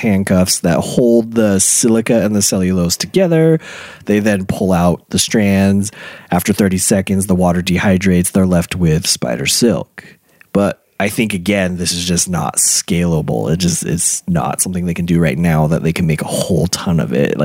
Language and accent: English; Utah, United States; we're from Utah.